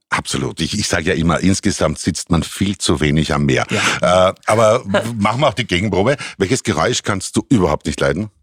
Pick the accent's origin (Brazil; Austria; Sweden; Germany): Austria; bei uns in Europa, bei uns in Österreich